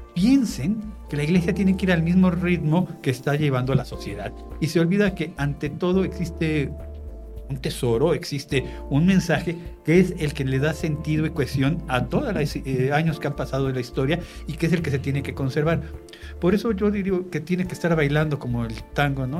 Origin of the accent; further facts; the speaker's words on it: Mexico; identificarme y conservarme como mexicano